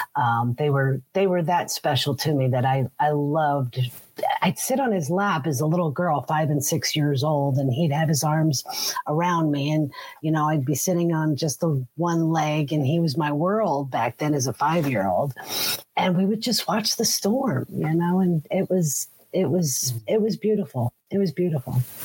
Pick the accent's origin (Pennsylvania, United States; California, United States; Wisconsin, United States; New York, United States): Pennsylvania, United States; Allentown; also born or lived in Fountain Hill, Pennsylvania / Coopersburg, Pennsylvania; I was born in 1965. Um, great year for cars. Um, so, um, in a town called Allentown, Pennsylvania